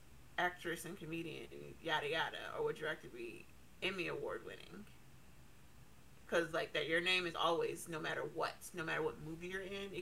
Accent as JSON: {"language": "English", "country": "United States", "said": "I'm American and I'm not British"}